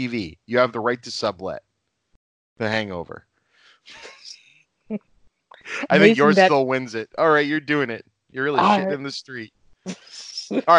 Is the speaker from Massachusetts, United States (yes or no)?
yes; Lynn, Massachusetts, United States; my hometown where I live right now in Lynn, Massachusetts